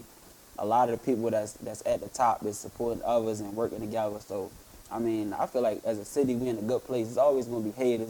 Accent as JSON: {"language": "English", "town": "Baltimore", "region": "Maryland", "country": "United States", "said": "I'm from the hood. I'm from Park Heights."}